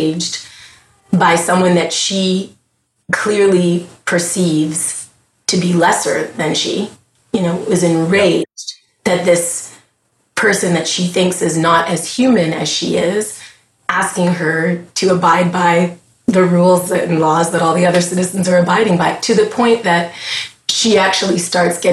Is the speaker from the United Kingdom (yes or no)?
no; Montreal, Quebec, Canada; moved away as an adult; now in United States; I'm a Scottish Grenadian Canadian who was born in Montreal, Quebec, Canada, in the early, you know, 1979, 1980. So I lived through some interesting times there in Quebec